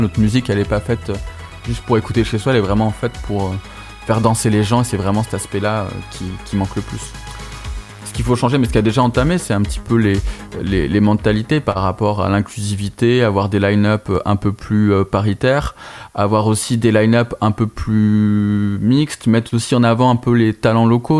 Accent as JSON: {"language": "French", "town": "Toulouse", "region": "Occitania", "country": "France", "said": "on vient tous de Toulouse"}